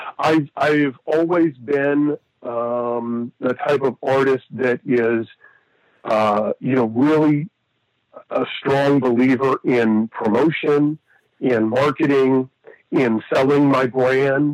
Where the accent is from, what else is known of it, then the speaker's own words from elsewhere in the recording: Erie, Pennsylvania, United States; my hometown of Erie, Pennsylvania